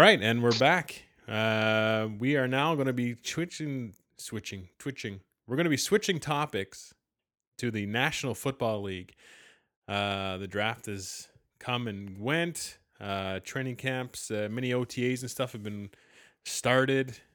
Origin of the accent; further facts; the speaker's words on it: Canada; as every Canadian is